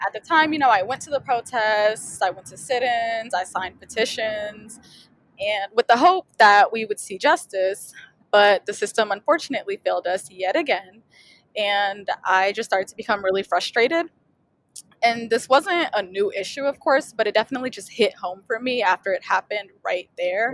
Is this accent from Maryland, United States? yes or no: no; St. Louis, Missouri, United States; I um, am from St. Louis, Missouri